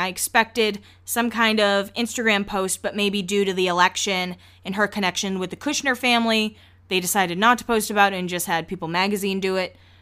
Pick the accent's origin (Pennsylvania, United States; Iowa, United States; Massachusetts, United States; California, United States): Massachusetts, United States; I call it a shopping carriage. That's what we call it in Massachusetts